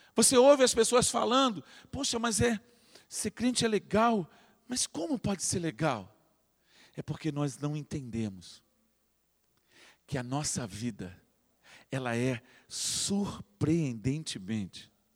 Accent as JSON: {"language": "Portuguese", "region": "Rio de Janeiro", "country": "Brazil", "tie": "born or raised there", "moved": "yes", "lives_now": "Angra dos Reis, Brazil", "said": "eu cresci entrando naquele museu. Eu, eu sou carioca, de nascimento, mas um angrense de coração"}